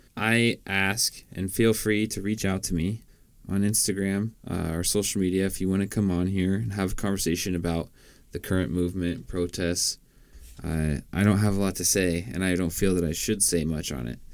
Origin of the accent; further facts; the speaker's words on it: Washington, United States; I'm from Washington State